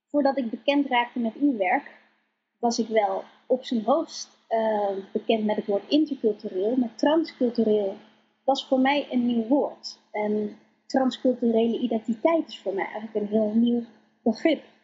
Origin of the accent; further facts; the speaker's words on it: Colombia; now in Netherlands; ik ben ook niet in Nederland geboren. Ik kom uit Colombia, geadopteerd.